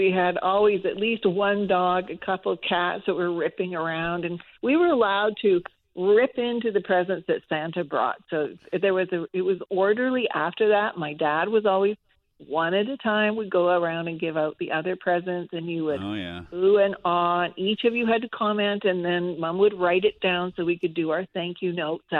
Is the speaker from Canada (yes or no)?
yes; Calgary, Alberta, Canada; also born or lived in Saskatoon; I was born in Saskatoon, and then a sister in Regina, sister or brother there. So Jack was born in Calgary, and we spent most of our life growing up in Calgary.